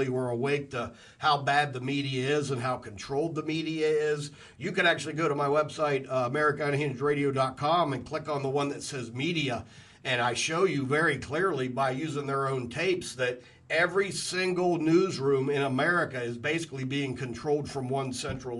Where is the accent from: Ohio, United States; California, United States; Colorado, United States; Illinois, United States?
Ohio, United States; Columbus; I was raised in Columbus, Ohio in the 80s